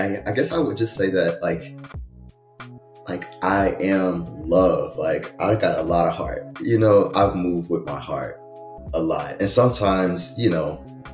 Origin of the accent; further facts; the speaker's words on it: Savannah, Georgia, United States; moved away as an adult; now in Atlanta, United States; I am from Savannah, Georgia